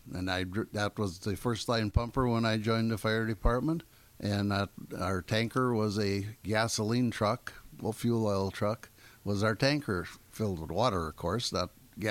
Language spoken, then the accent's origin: English; Gills Rock, Wisconsin, United States; I grew up in Gill's Rock at the end of the peninsula